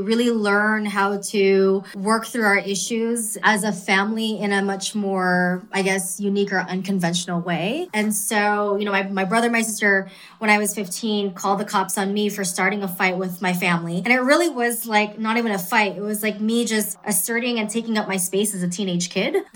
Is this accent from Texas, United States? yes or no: no; California, United States; born or raised there; also born or lived in Queens, New York